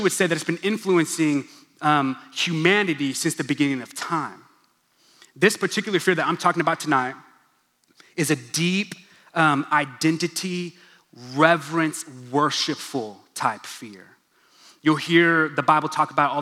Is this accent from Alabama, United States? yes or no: no; Stillwater, Oklahoma, United States; first language English; I'm an Oklahoman. I grew up in Stillwater, Oklahoma.